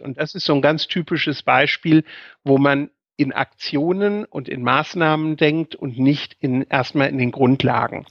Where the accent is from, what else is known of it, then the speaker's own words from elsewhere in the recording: Bad Homburg, Hesse, Germany; moved away as an adult; also born or lived in Mainz; now in Wiesbaden, Germany; ich habe meine, meine Kindheit in Bad Homburg verbracht